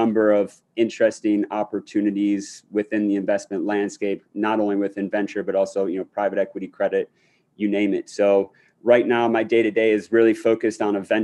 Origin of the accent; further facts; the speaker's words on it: Akron, Ohio, United States; moved away as an adult; now in New York, United States; I grew up in Akron, Ohio.